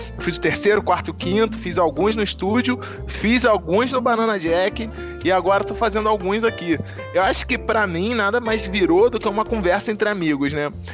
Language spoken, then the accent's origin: Portuguese; Brazil; a gente, como brasileiro, a gente é muito individualista, como país